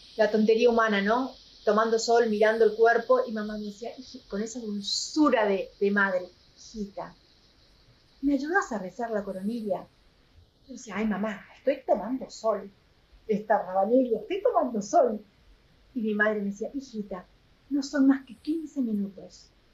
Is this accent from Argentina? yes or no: yes; Corrientes, Argentina; moved away as an adult; also born or lived in Madrid, Spain / United States / Chile / Paraguay; yo soy correntina, nací en una provincia del norte de Argentina